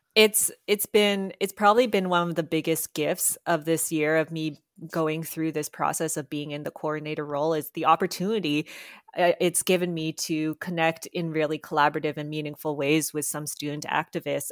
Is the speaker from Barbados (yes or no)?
no; Canada; I am Filipina-Canadian